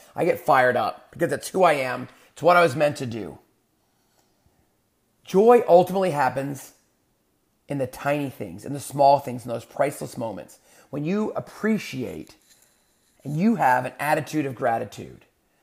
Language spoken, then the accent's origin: English; San Antonio, Texas, United States; moved away; So I grew up in, part of my life, I grew up in San Antonio, Texas.